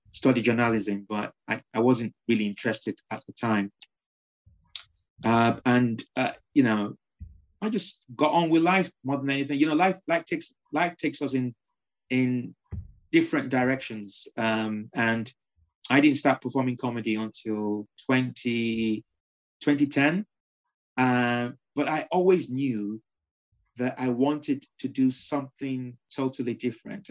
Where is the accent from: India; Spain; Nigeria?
Nigeria; moved away as an adult; also born or lived in Liverpool, United Kingdom; now in United Kingdom; when I was raised in Nigeria, I was raised under dictatorship rule